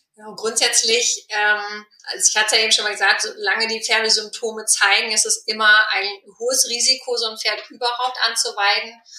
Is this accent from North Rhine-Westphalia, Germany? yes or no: yes; Ruhr area, North Rhine-Westphalia, Germany; moved away; ich komme jetzt ursprünglich aus dem Ruhrgebiet